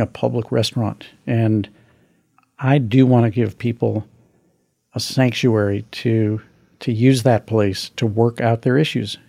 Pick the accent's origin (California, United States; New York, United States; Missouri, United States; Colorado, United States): Missouri, United States; my home state of Missouri